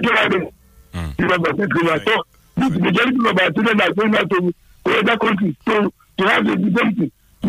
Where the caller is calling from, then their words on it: Nigeria; I'm calling from Nigeria, calling Olomori.